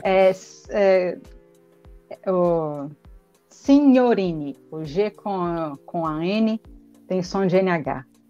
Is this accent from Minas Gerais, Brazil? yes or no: yes; Belo Horizonte, Minas Gerais, Brazil; aqui em BH, de onde eu sou